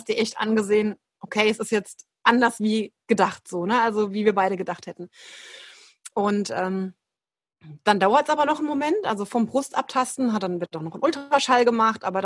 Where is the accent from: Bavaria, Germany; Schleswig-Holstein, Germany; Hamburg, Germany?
Bavaria, Germany; Aschaffenburg; ich bin aus der Rhein-Main-Ecke, ähm, aus Aschaffenburg und bin eben auch Yogalehrerin, jetzt seit 2017, glaube ich.